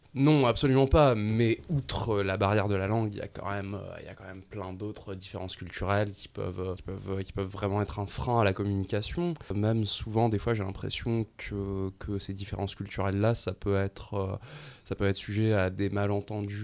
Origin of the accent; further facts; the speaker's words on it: Montreal, Quebec, Canada; notre identité en tant que Montréalais